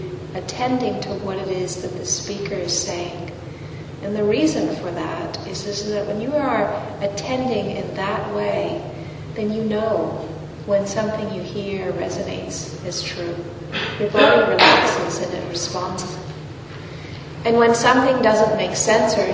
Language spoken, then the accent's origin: English; California, United States; moved away; I was born in California